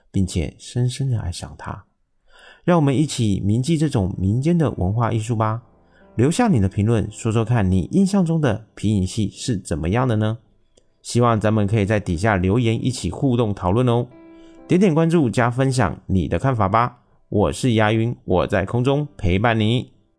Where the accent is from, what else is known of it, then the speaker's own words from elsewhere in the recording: Taiwan; 我是一位来自台湾喜欢旅行与交朋友的小哥哥